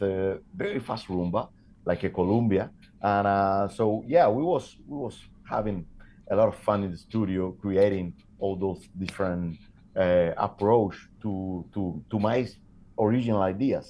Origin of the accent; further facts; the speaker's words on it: Havana, Cuba; moved away as an adult; now in Toulouse, France; I'm from Havana